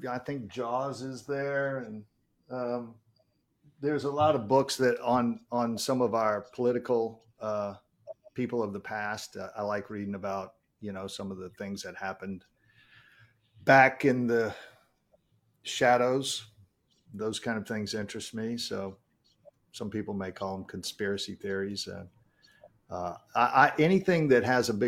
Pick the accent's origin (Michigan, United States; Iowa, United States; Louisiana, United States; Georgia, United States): Louisiana, United States; Baton Rouge; Baton Rouge, Louisiana, born and raised